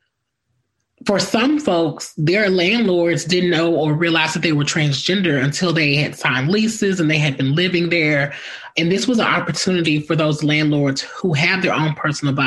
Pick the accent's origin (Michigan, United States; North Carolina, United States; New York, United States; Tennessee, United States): Tennessee, United States; Memphis; I grew up here in Memphis, Tennessee